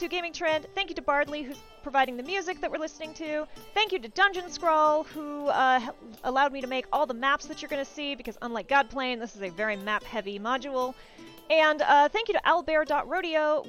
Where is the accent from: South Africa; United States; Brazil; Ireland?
United States; the South; accent: southern; my own southern accent